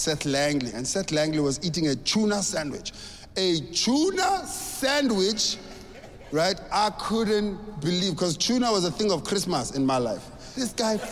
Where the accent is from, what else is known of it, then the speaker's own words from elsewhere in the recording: South Africa; I grew up in South Africa